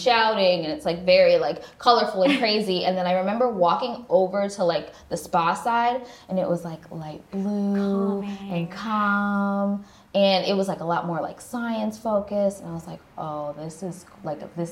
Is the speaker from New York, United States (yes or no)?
yes; New York, United States; moved away as an adult; now in Los Angeles, United States; I went to school in New York. I grew up in New York.